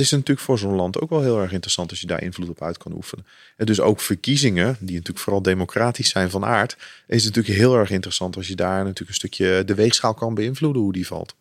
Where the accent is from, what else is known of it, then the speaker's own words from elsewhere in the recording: Netherlands; wij natuurlijk als Nederland